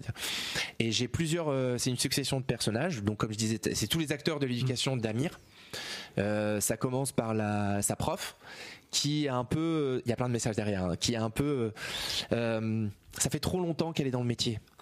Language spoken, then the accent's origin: French; Rouen, Normandy, France; venant de, de des Hauts de Rouen